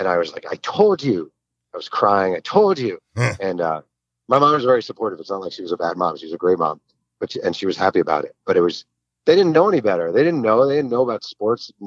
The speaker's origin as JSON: {"language": "English", "town": "Mahopac", "region": "New York", "country": "United States", "tie": "born or raised there", "said": "I grew up in Mayo Pack, New York"}